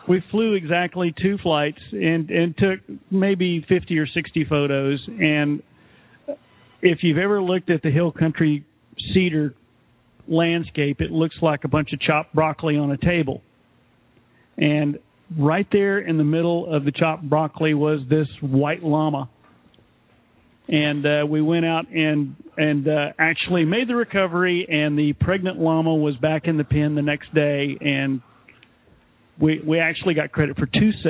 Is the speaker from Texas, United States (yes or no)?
yes; Texas, United States; it happened in my home state of Texas.